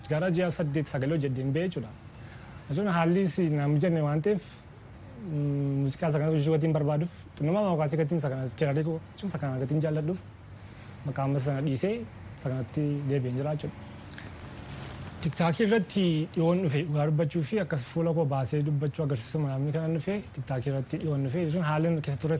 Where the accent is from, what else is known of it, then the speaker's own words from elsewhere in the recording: Nekemte, Oromia, Ethiopia; Kan dhaladde magaalaa naqamtee